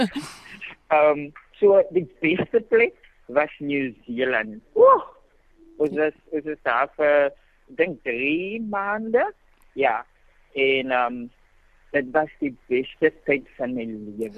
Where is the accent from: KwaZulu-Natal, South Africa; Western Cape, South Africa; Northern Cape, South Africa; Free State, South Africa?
Western Cape, South Africa; Worcester; ek het groot geraak in Woester, skool gegaan in Woester